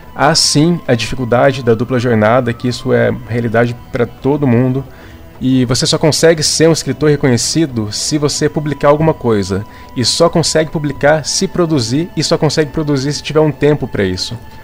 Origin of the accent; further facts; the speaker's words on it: Campinas, São Paulo, Brazil; eu sou de Campinas, São Paulo